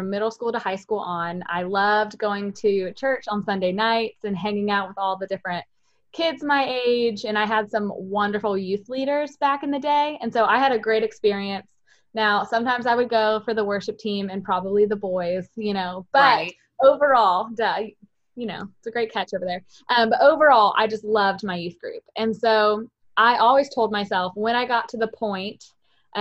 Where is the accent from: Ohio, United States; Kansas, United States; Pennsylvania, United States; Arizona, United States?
Ohio, United States; moved away as an adult; now in North Carolina, United States; It was a grand old time growing up, let me tell you, in Ohio with all of them